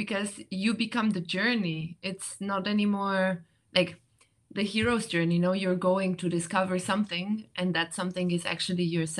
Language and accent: English; Romania; moved away; also born or lived in Switzerland; I actually come from Romania.